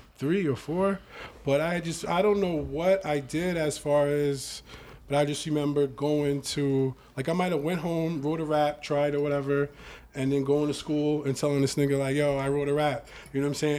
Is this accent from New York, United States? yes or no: yes; New York, United States; also born or lived in South Jamaica, Queens / Long Island / Brooklyn / Atlanta; now in Bronx, New York, United States; I'm from New York. I'm from South Jamaica, Queens. I'm really from Long Island